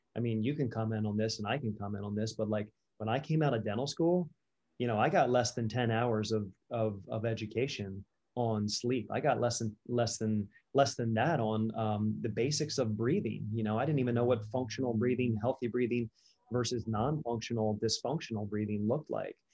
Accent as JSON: {"language": "English", "region": "Delaware", "country": "United States", "tie": "born or raised there", "said": "I was born and raised in Delaware"}